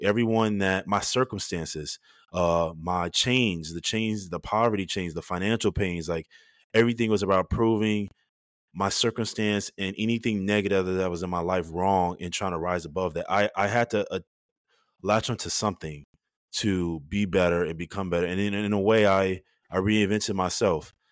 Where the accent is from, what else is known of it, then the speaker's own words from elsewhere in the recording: Chicago, Illinois, United States; moved away; I growing up in Chicago